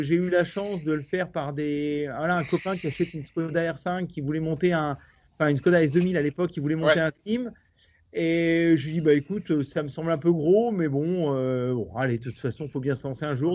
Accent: Normandy, France; quand on est normand

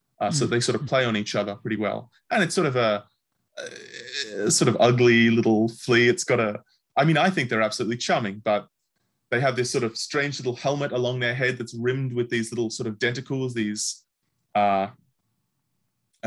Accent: Victoria, Australia; my home state, Victoria in Australia

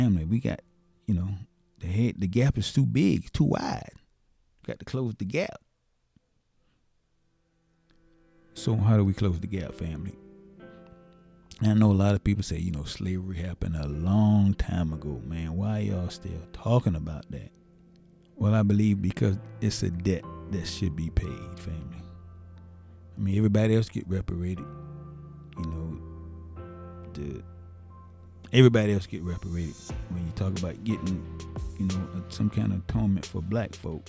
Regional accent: Savannah, Georgia, United States; I'm from Savannah

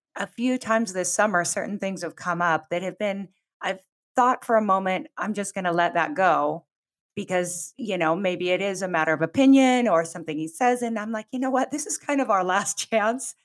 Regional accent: Pacific Northwest, United States; moved away as an adult; also born or lived in Southern California; I grew up in the Pacific Northwest and went to college in Southern California

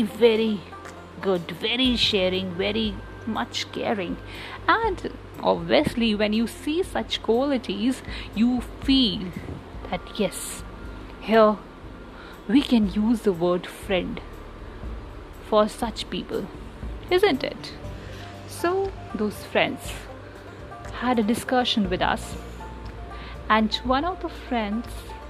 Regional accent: India; being an Indian

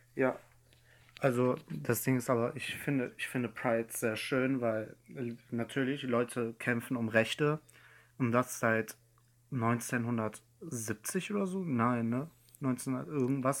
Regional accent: Iran; now in Germany; in meinem Heimatland Iran

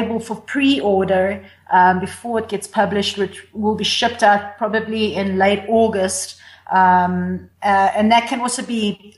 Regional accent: South Africa; we're South African

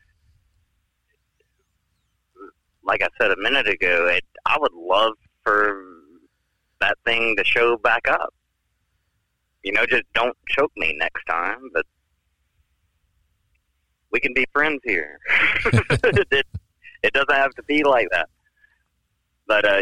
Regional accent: Alabama, United States; I'm from Alabama

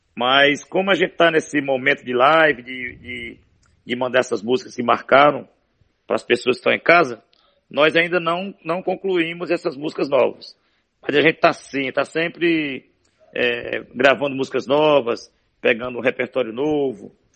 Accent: Morada Nova, Ceará, Brazil; born or raised there; also born or lived in Limoeiro do Norte, Ceará

